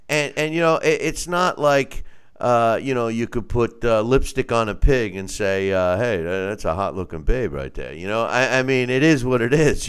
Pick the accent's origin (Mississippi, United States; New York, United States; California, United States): New York, United States; Long Island; me growing up, I'm from Long Island